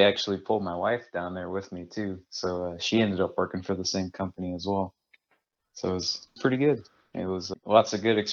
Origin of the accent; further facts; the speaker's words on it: South Louisiana, United States; moved away as an adult; also born or lived in Columbia, South Carolina; So originally I'm from South Louisiana, south of New Orleans